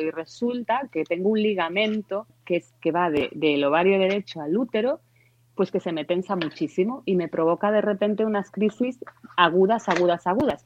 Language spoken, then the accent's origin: Spanish; Santiago de Compostela, Galicia, Spain; yo soy de Santiago de Compostela, pero me acuerdo cuando estaba en el colegio que debíamos tener pues igual nueve años o así, que íbamos, fuimos a Coruña de visita